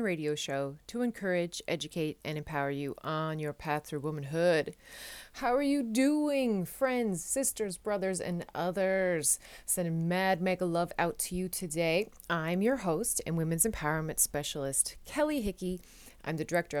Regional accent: Newfoundland and Labrador, Canada; moved away as an adult; now in Netherlands; I am a Newfoundlander, a Canadian as well, of course, coming to you from a city just south of Amsterdam in the Netherlands

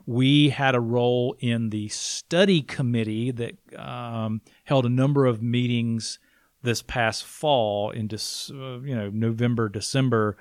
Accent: Blue Ridge, South Carolina, United States; I am from Blue Ridge

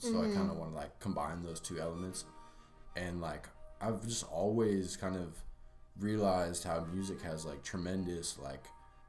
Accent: Santa Barbara, California, United States; also born or lived in Santa Cruz; I was born and raised in Santa Barbara.

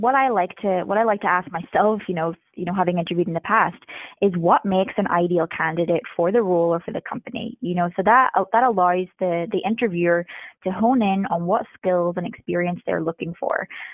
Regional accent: Northern Ireland, United Kingdom; I'm originally from Northern Ireland. I am a military brat, so moved around a lot. Most recently was living in Japan

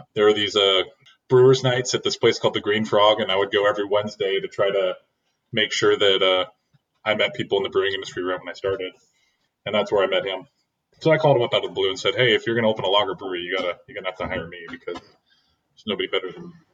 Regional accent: Oregon, United States; moved away; also born or lived in Seattle / California; I'm from Oregon, but I moved up there

